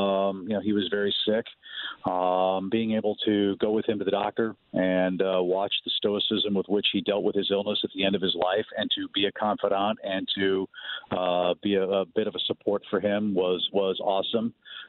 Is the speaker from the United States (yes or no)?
yes; Midwest, United States; moved away; like so many kids, I grew up in the Midwest.